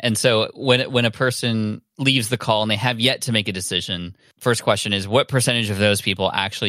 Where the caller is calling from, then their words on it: San Diego, California, United States; I'm in San Diego in my home office.